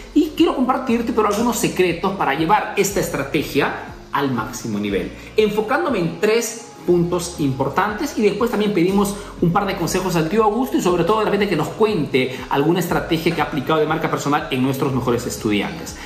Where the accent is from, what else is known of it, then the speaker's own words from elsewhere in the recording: Peru; now in Italy; soy peruano que vivo en Italia